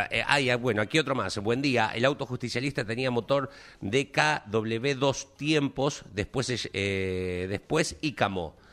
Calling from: Quilmes, Buenos Aires Province, Argentina; de Quilmes.

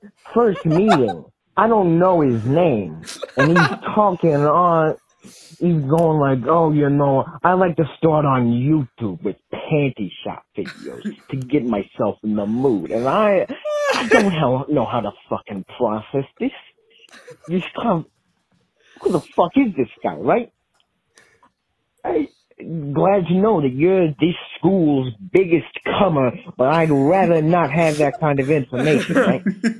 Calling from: Nebraska, United States; Oh, Nebraska, by the way.

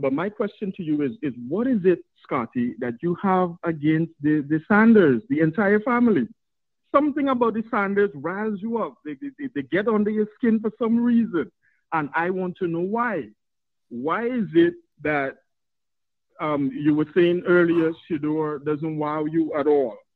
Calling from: Trinidad & Tobago; I'm probably your your first first fan slash contributor from the Caribbean, right? I'm calling from Trinidad and Tobago

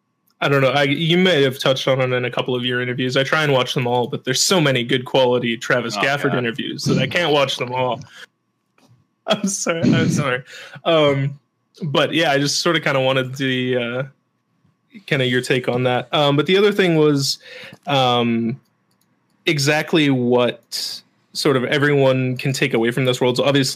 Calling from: Edmonton, Alberta, Canada; I am in Edmonton, Alberta, Canada.

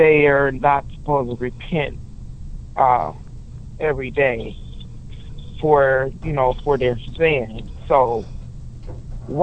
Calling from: Toledo, Ohio, United States; I'm calling from Toledo, Ohio

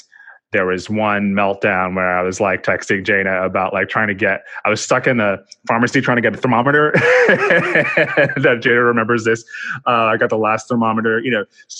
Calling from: New York City, New York, United States; I'm speaking from New York City

